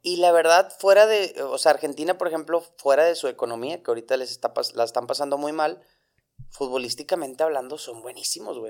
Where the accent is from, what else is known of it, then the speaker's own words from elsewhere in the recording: Monterrey, Nuevo León, Mexico; tengo 29 años, ambos somos de Monterrey